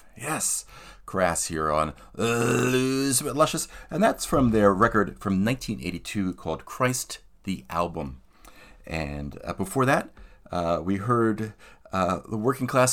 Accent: Philadelphia, Pennsylvania, United States; my hometown of Philadelphia, Pennsylvania, on the east coast of the United States

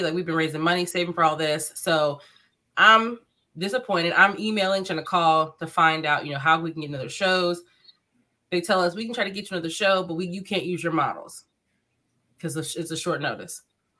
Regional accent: Ohio, United States; We're from Ohio. We're from the States.

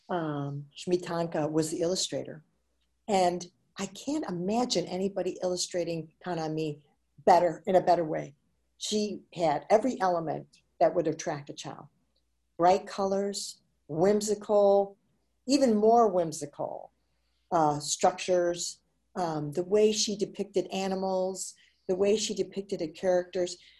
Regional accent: Chicago, Illinois, United States; I was uh, born and raised in Chicago, Illinois.

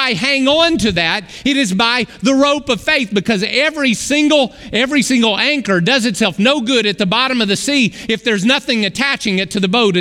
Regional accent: Arkoma, Oklahoma, United States; I grew up in the Arkansas River Valley. Right in Arkoma, Oklahoma

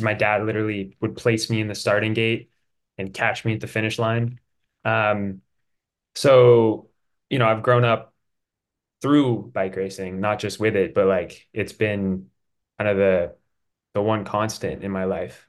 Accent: Durango, Colorado, United States; also born or lived in San Luis Obispo, California; I'm from Durango, Colorado

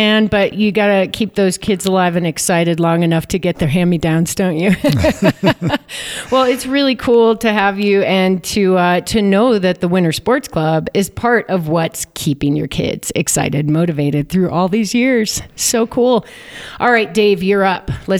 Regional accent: Midwest, United States; now in Steamboat Springs, United States; I'm from the Midwest

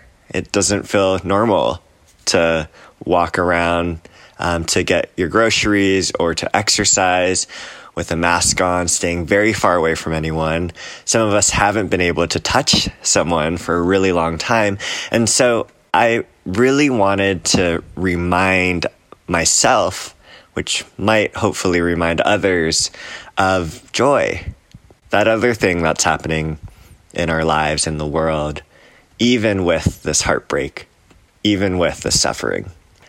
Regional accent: Hawaii, United States; all across the country, from the Gulf Coast in Alabama to Hawaii, my home state, to the coastlines, to New York City

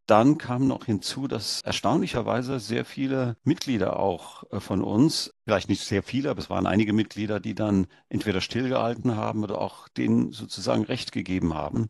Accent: India; now in Germany; Ich bin in Deutschland geboren, in Indien aufgewachsen und dann in Deutschland dann wieder berufstätig geworden

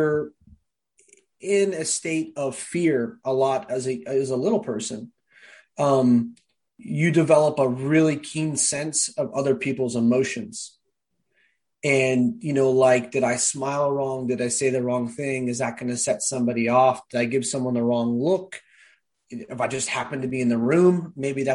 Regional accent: Cloverdale, California, United States; also born or lived in San Diego, California; I'm from Cloverdale, California. Probably nobody listening to this has heard it unless you're from there. So I grew up in Sonoma County, the last city in Sonoma County

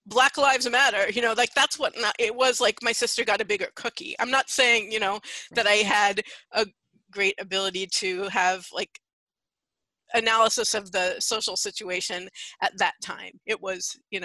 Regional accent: San Francisco, California, United States; also born or lived in Santa Cruz; I grew up in San Francisco, though I actually just recently moved back here after a little more than 30 years away

